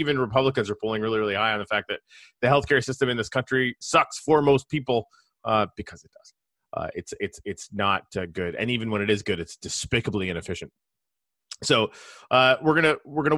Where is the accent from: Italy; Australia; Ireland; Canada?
Canada; now in United States; I'm Canadian. I come from a country where universal healthcare was standard